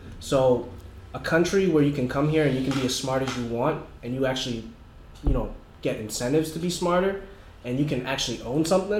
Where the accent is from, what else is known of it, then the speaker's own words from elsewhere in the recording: Boston, Massachusetts, United States; I grew up in Southie.